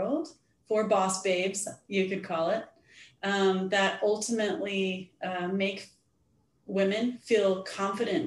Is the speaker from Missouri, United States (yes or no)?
yes; Missouri, United States; moved away as an adult; also born or lived in Colorado; now in Nashville, United States; I'm born and raised in Missouri. And so I'm a Midwestern girl